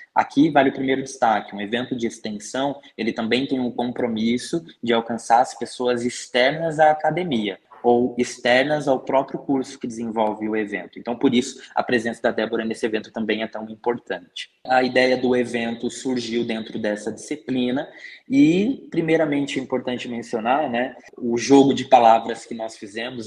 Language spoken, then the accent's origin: Portuguese; Curitiba, Paraná, Brazil; Eu sou daqui de Curitiba e sempre vivi aqui